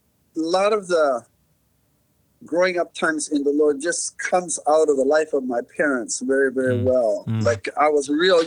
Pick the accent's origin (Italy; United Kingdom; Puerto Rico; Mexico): Mexico; So I grew up in Mexico, surrounded by Spanish, learned Spanish as a kid